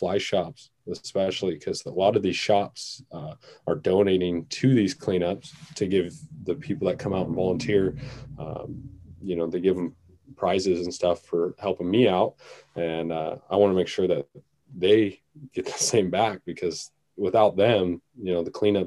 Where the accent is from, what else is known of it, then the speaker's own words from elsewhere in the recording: Seattle, Washington, United States; growing up around Seattle, you know, we got a lot of urban rivers and creeks